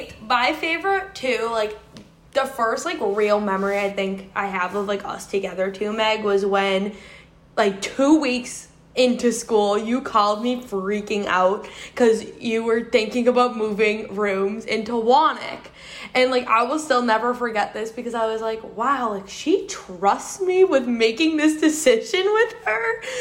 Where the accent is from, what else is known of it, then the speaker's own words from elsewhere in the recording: Quincy, Massachusetts, United States; moved away as an adult; also born or lived in North Carolina; I'm originally from Quincy, Massachusetts.